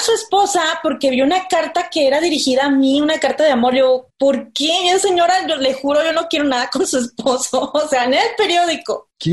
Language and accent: Spanish; Villahermosa, Tabasco, Mexico; moved away as an adult; now in Mexico City, Mexico; soy de Villahermosa, Tabasco, vengo aquí viviendo desde hace siete años